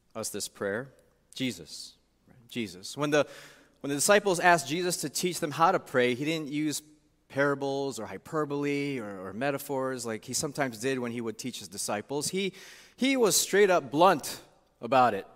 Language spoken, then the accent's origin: English; Chicago, Illinois, United States; also born or lived in St. Louis, Missouri; now in Chicago, United States; being away from my hometown, Chicago, for almost twenty years